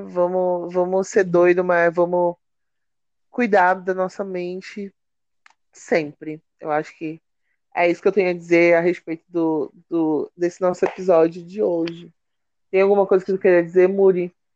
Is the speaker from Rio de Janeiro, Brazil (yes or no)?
no; Belém, Pará, Brazil; a gente é de Belém